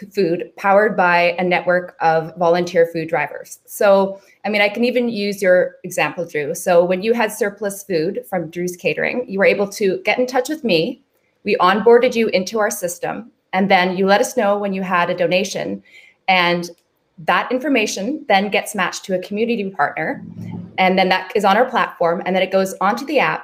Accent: Vancouver, British Columbia, Canada; most of us are born and raised in Vancouver

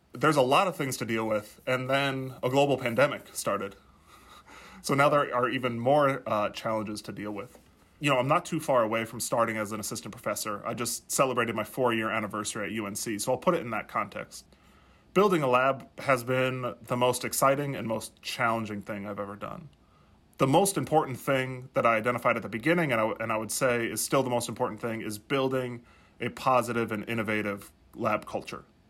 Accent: South Dakota, United States; moved away; as I was growing up in South Dakota

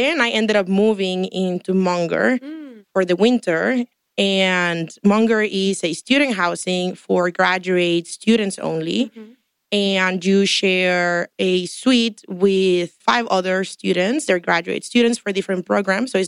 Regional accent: Tampico, Tamaulipas, Mexico; moved away as an adult; also born or lived in Houston, United States; now in Ann Arbor, United States; I'm also from Mexico, but I'm more from the north, from Tampico.

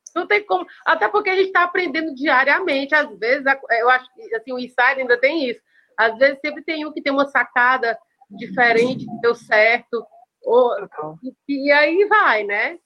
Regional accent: Caucaia, Ceará, Brazil; also born or lived in Fortaleza; eu sou de, do Ceará, eu falo de Calcaia.

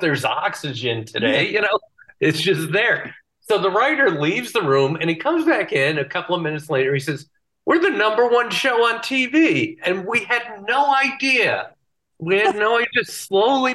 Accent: Bristol, Connecticut, United States; my hometown, Bristol, Connecticut

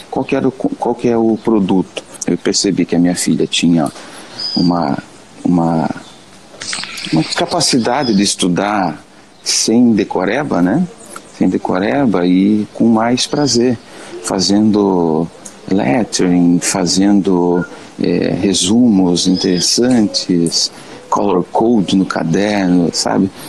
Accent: Paranaguá, Paraná, Brazil; sou de Paranaguá, Paraná.

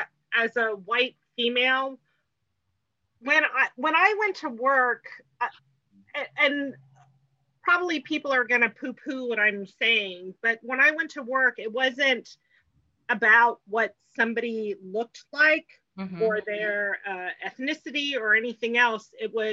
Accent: England, United Kingdom; born there; also born or lived in Hong Kong / New York; I was born in England, I lived in Hong Kong, I lived in New York, and then I moved here.

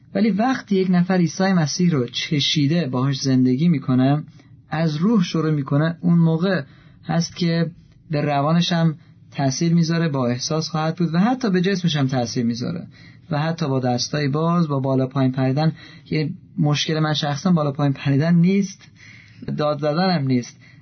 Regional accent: Iran; من ایرانی هستم

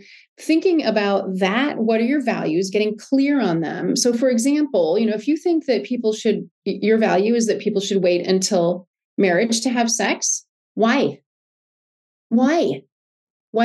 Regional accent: United States; I'm American

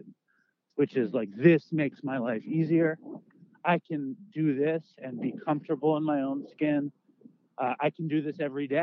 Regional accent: New York City, New York, United States; I grew up in Manhattan

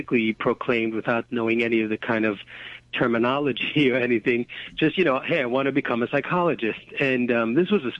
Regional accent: New York City, New York, United States; I grew up in Borough Park. That's a section of Brooklyn, Hasidic community

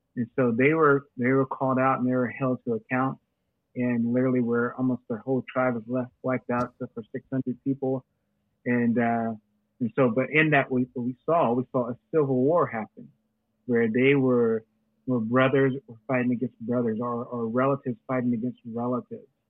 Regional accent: United States; we as Christians in America

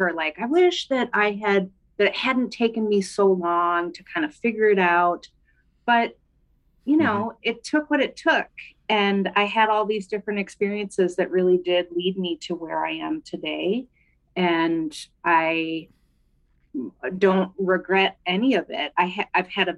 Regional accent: St. Paul, Minnesota, United States; also born or lived in Bellingham, Washington; I grew up in St. Paul, Minnesota, where I live today, where I've spent most of my life

